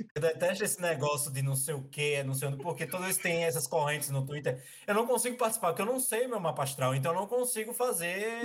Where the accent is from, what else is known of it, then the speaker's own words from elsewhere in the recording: Maceió, Alagoas, Brazil; now in Marechal Deodoro, Brazil; eu sou de Maceió, Alagoas, mas é, há dois anos eu moro em Marechal Deodoro, que é litoral sul, região metropolitana de Maceió